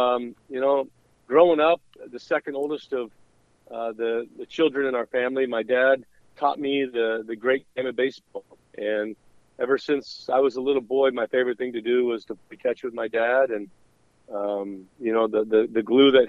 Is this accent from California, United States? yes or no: yes; Southern California, United States; growing up in Southern California, I was the second oldest of 8 children.